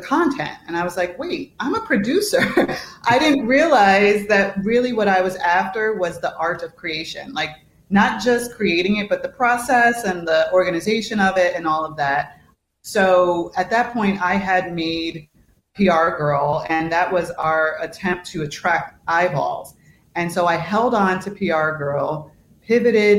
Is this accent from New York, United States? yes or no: yes; New York, United States; moved away as an adult; now in Chicago, United States; I'm from New York originally. I live in Chicago